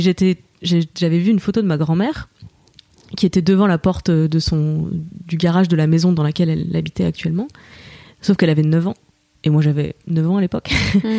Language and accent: French; Moselle, Lorraine, Grand Est, France; je viens d'une région euh, frontalière mm, parce que donc en Lorraine, euh, plus précisément en Moselle, c'est vraiment la frontière allemande et je suis née dans l'Europe.